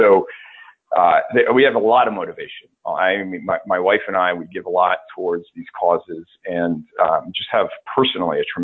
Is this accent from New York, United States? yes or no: no; Georgia, United States; Well, I uh, uh, I grew up on the coast of Georgia, and uh, you'd you'd be surprised how many folks don't realize there is a coast of Georgia. but it's uh, uh it's part of the Low Country